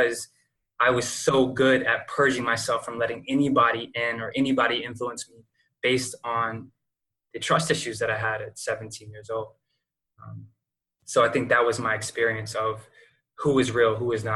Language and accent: English; Lexington, North Carolina, United States; moved away as an adult; also born or lived in Seattle / Jacksonville, Florida; moving from my hometown, Lexington, North Carolina